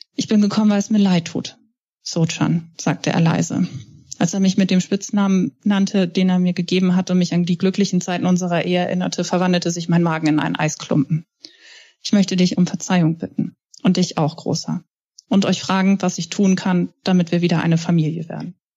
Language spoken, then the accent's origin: German; Hamburg, Germany; Ich bin Hamburgerin